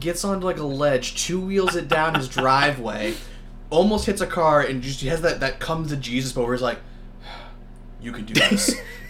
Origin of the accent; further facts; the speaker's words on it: South Portland, Maine, United States; because I'm from Portland, Maine, or South Portland, two different places.